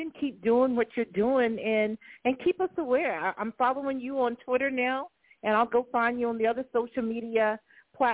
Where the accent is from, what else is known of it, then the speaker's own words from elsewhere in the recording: Gainesville, Florida, United States; now in Columbia, United States; I live in Columbia, South Carolina, but I was born and raised in Gainesville, and I'm actually home for a little bit right now.